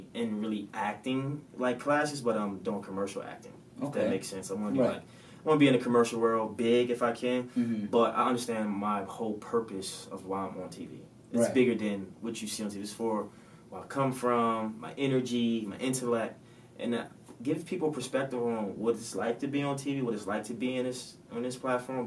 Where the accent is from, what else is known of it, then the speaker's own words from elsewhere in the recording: Baltimore, Maryland, United States; I'm from Baltimore, Maryland